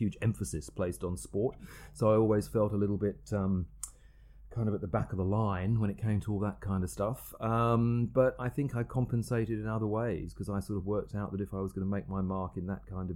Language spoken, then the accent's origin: English; Margate, South East England, United Kingdom; moved away as an adult; also born or lived in Rochester, Kent; now in Sydney, Australia; I actually grew up on the south coast of England in a place called Margate